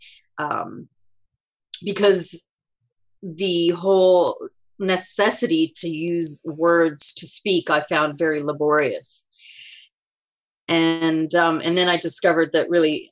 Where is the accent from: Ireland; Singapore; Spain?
Spain; moved away; I grew up and I was born in Spain